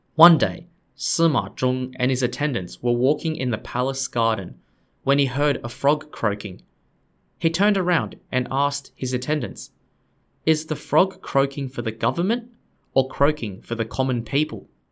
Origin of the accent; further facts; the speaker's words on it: Australia; I'm an Australian guy